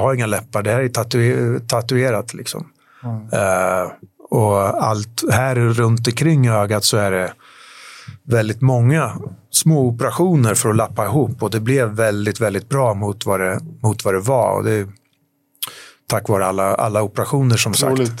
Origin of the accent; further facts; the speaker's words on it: Sweden; moved away as an adult; also born or lived in London / Paris; jag flyttade hem till Sverige